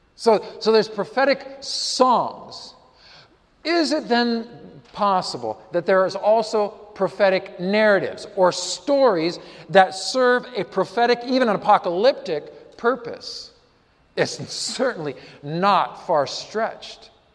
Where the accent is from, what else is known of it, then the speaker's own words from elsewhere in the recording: Colorado, United States; I'm from Colorado